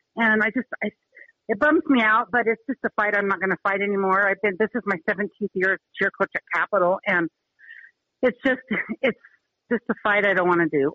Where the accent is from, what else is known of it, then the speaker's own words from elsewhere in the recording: Utah, United States; now in Helena, United States; my high school, where I grew up in Utah, was seven years in a row uh, state champs